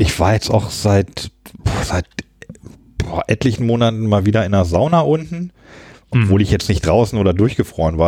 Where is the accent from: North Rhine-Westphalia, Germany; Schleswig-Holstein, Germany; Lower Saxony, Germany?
Lower Saxony, Germany; Hanover Region; moved away; also born or lived in Hamburg / Berlin / Baltic Sea coast; ich komme ja aus der Region Hannover ursprünglich